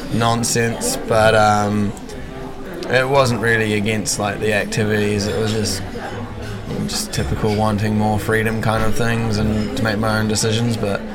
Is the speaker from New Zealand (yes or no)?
yes; Wanaka, Otago, New Zealand; Oh, it was an amazing childhood. My parents are big like mountain people, like adventure people, so.